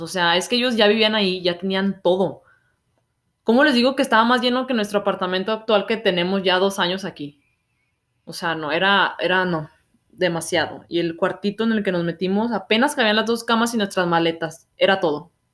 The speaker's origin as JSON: {"language": "Spanish", "country": "Mexico", "moved": "as an adult", "lives_now": "Canada", "said": "Como mexicano"}